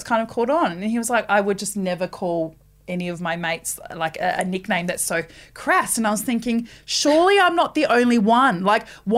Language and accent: English; Rotorua, Bay of Plenty, New Zealand; now in Australia; I'm not an Australian citizen. I'm a Kiwi.